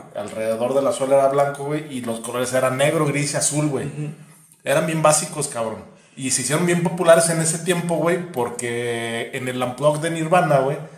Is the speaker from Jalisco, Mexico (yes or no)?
yes; Guadalajara, Jalisco, Mexico; yo soy de Guadalajara